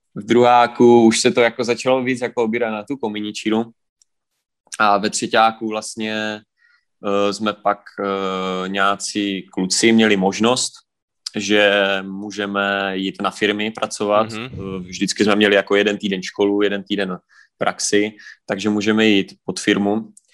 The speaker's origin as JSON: {"language": "Czech", "town": "Prostějov", "region": "Olomouc Region", "country": "Czechia", "said": "jsem z Prostějova z České republiky, kousek od Olmouce"}